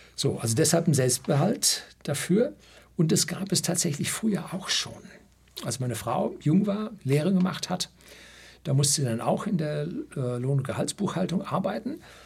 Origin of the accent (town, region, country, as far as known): Germany